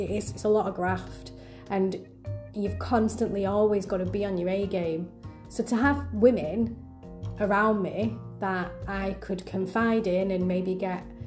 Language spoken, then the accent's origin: English; Manchester, North West England, United Kingdom; I'm very proud to be part of the Manchester region, simply because it's my hometown